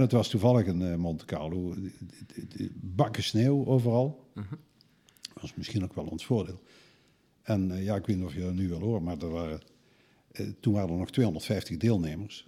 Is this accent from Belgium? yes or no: no; Netherlands; als Hollander